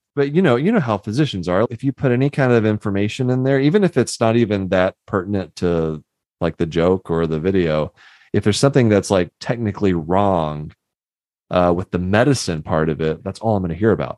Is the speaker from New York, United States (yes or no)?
no; Houston, Texas, United States; I grew up in Houston